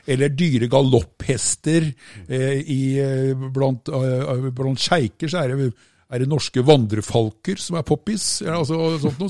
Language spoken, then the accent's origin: Norwegian; Østfold, Norway; Jeg er jo fra Østfold, da. ikke sant? Vi bor nede i tommeltotten av Norge